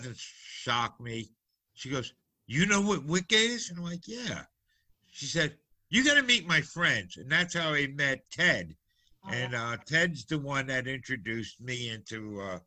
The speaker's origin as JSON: {"language": "English", "region": "New Jersey", "country": "United States", "tie": "born or raised there", "said": "Growing up in New Jersey, especially in an Italian neighborhood, you learned very quickly about the Malloy."}